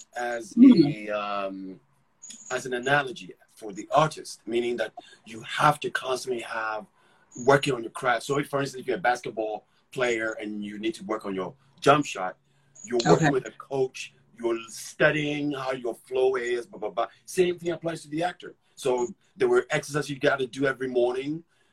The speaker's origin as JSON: {"language": "English", "country": "Ghana", "tie": "born or raised there", "also_born_or_lived": "England", "accent": "thick accent", "moved": "yes", "said": "when I got here, I had a thick accent. I mean, I lived in England and I born and raised in Ghana. So I had a really thick accent."}